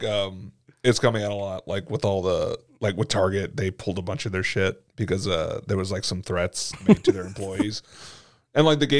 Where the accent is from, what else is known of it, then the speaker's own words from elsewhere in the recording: United States; We're American.